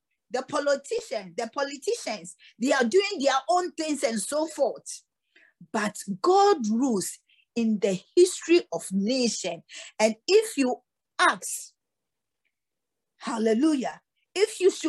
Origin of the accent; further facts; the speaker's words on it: Ghana; also born or lived in Cape Coast (ancestral); we, the Ghanaians